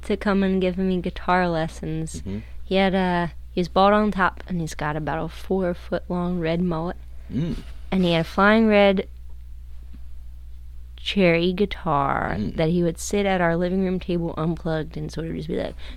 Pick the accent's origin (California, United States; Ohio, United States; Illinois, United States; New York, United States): Ohio, United States; Cincinnati; also born or lived in Fort Thomas, Kentucky; was born in Cincinnati, and then east side, west side